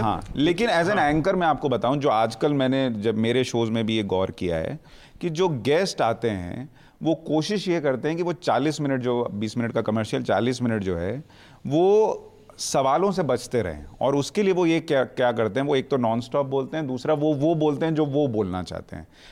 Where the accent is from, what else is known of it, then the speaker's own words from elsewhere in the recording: Bihar, India; moved away; मैं तो बिहार से आता हूँ